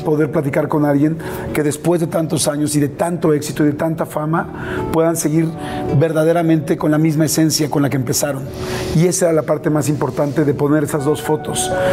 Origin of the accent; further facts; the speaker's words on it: Mexico; yo soy un, un, mexicano más